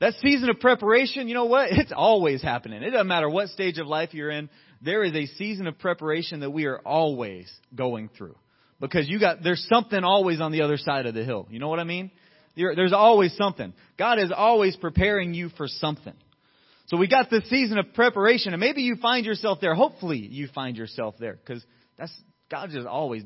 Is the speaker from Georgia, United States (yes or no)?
yes; Riverdale, Georgia, United States; now in Santa Clarita, United States; I'm from Riverdale